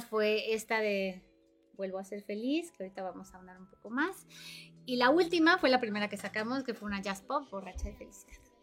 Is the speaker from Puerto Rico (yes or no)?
no; Aguascalientes, Mexico; moved away as an adult; now in Cuernavaca, Mexico; yo soy originaria de Aguascalientes, aunque ya radico aquí en Cuernavaca hace ya para 14 años